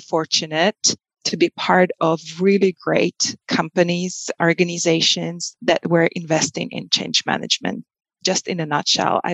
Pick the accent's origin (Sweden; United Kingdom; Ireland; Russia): Russia; moved away as an adult; also born or lived in Moscow / United States / China; I was born and raised in Russia